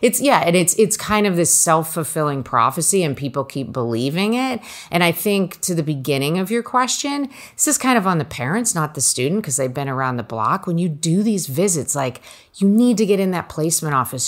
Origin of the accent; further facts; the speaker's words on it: New Jersey, United States; I grew up in Jersey, so four hours from Cornell